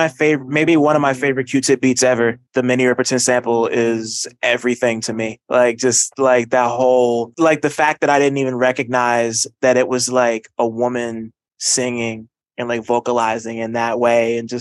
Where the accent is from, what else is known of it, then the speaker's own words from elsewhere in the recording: New Jersey, United States; Like I'm from Jersey